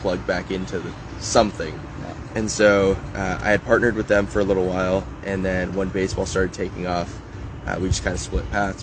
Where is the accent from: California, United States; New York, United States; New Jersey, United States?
California, United States; Los Angeles; moved away as an adult; now in Oregon, United States; being an athlete from